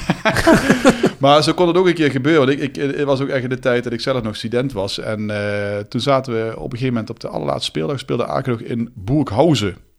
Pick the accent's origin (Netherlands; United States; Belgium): Netherlands; wij als Nederlanders